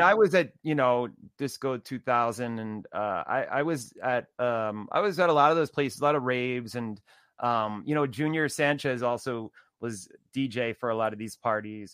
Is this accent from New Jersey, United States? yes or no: yes; New Jersey, United States; I grew up also in New Jersey too